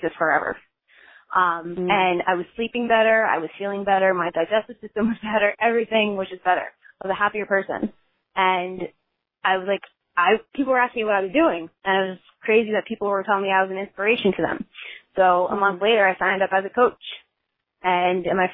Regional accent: Long Valley, New Jersey, United States; I am from Long Valley, New Jersey, a very small town

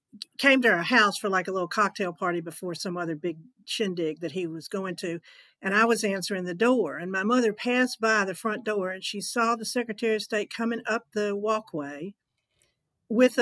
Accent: Alabama, United States; moved away as an adult; also born or lived in Atlanta / Los Angeles; growing up in Alabama

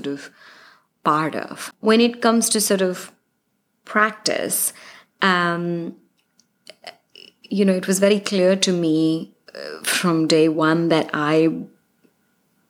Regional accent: India; moved away as an adult; now in Los Angeles, United States; I'm from India. All our families are in our countries and we're immigrants here.

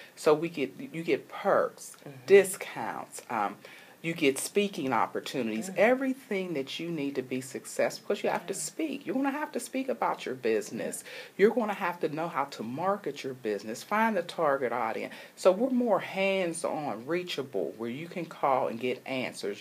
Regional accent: Pittsburgh, Pennsylvania, United States; moved away; Pittsburgh, which is my hometown

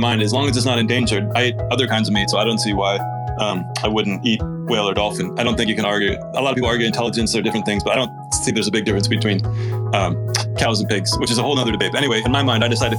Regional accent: United States; moved away

